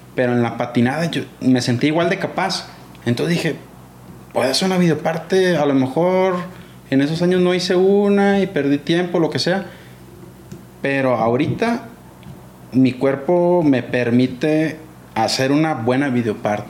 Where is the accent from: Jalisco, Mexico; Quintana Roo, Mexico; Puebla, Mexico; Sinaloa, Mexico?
Sinaloa, Mexico; Guamúchil; also born or lived in Culiacán, Sinaloa / Angostura, Sinaloa; ahí crecí y ahí empecé a patinar